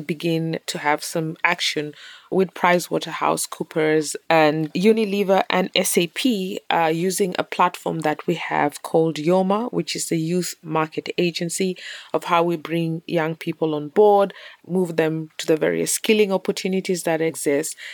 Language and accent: English; Kenya; also born or lived in South Sudan; I was born in South Sudan, of South Sudanese parents, and we had to leave when I was really very little because of war, and I grew up in Kenya